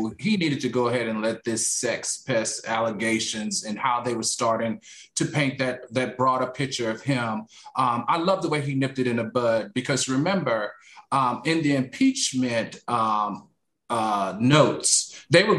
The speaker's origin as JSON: {"language": "English", "region": "Virginia", "country": "United States", "said": "I'm from Virginia"}